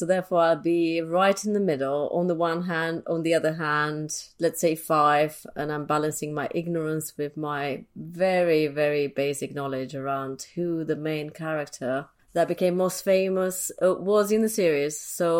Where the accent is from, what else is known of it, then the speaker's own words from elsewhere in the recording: Transylvania, Romania; English is a second language; now in London, United Kingdom; So I guess my background started in Transylvania. I was born in Romania and I grew up under communism. So very, very different kind of life to what I have at the moment. I'm based in London.